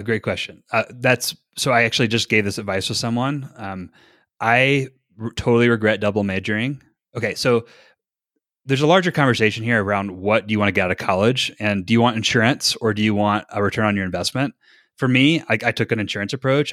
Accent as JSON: {"language": "English", "region": "North Carolina", "country": "United States", "moved": "as an adult", "lives_now": "Utah, United States", "said": "I'm from North Carolina"}